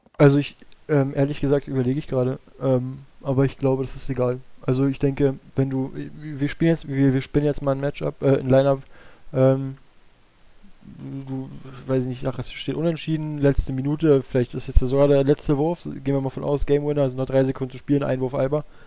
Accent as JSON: {"language": "German", "region": "Berlin", "country": "Germany", "said": "für mich als Berliner"}